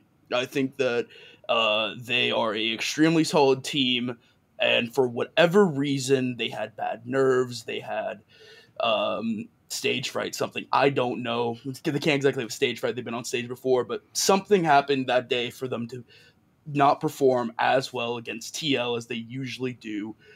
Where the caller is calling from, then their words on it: Santa Monica, California, United States; I'm calling from sunny Santa Monica.